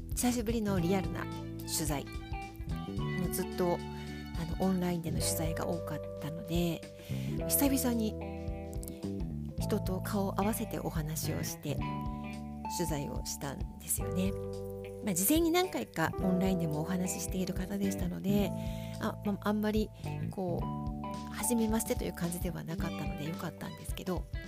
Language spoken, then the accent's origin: Japanese; Tokyo, Japan; moved away; 子供の頃東京新宿に住んでいた